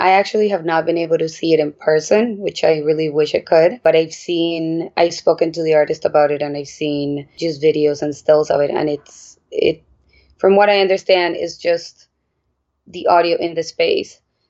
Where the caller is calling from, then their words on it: New York City, New York, United States; I am calling in from Brooklyn, New York.